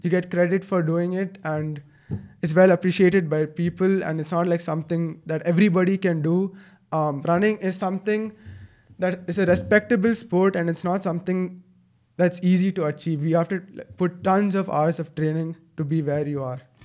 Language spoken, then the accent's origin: English; Bangalore, Karnataka, India; I'm a seventeen-year-old. I'm from Bangalore.